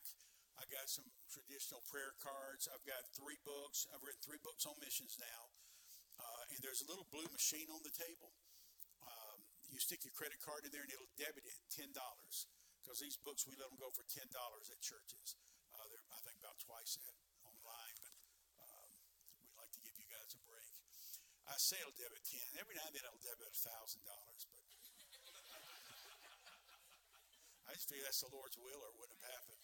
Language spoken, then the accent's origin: English; United States; I'm American